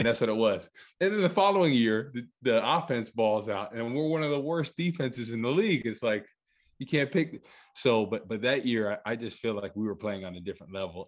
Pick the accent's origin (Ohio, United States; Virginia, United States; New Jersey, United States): New Jersey, United States; Rutherford; I'm born and raised in, uh, in Rutherford, New Jersey, right by, uh, Giant Stadium.